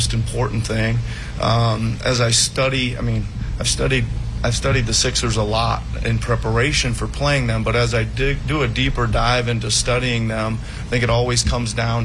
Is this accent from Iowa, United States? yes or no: yes; Iowa, United States; moved away; I was coaching the Iowa Energy at the time in the old D League, now the G League, as my home state